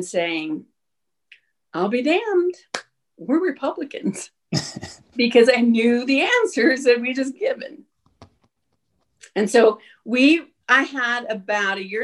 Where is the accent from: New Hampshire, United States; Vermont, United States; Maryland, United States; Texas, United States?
Texas, United States; El Paso; moved away as an adult; also born or lived in Oklahoma / New Mexico; born and raised in El Paso